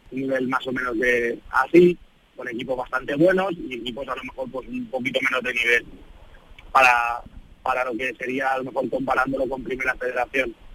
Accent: Spain; moved away; un equipo de mi tierra, de España

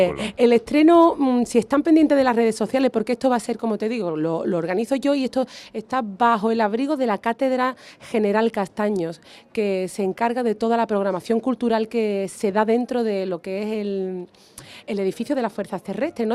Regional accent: Jerez de la Frontera, Andalusia, Spain; yo soy de Jerez de la Frontera

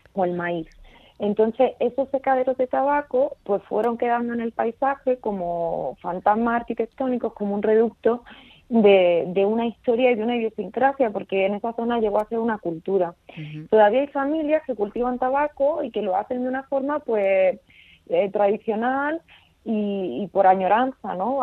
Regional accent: Vega de Granada, La Cavia, Andalusia, Spain; moved away as an adult; now in Los Angeles, United States; soy de la Vega de Granada, he crecido aquí en un pueblo que se llama La Cavia

